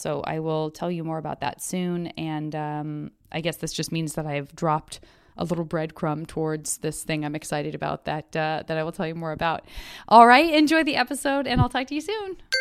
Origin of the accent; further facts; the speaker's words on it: Tucson, Arizona, United States; I'm from Tucson